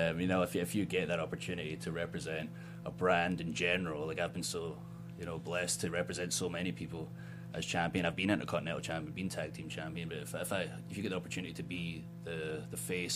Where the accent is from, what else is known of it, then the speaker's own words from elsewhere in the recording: Ayrshire, Scotland, United Kingdom; moved away as an adult; now in Tampa, United States; I'm from Scotland. I'm from 30 minutes from Glasgow. I spent 21 years there, but I've spent a third of my life in America